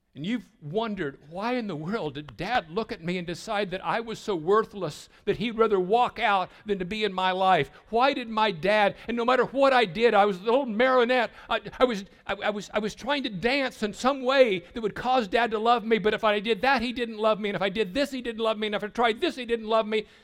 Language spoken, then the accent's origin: English; Southwest Missouri, United States; I grew up in Sale Barns in Southwest Missouri